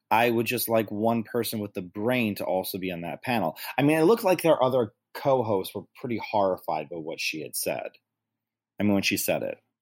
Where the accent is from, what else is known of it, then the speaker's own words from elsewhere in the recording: New York, United States; being a native New Yorker and being a New Yorker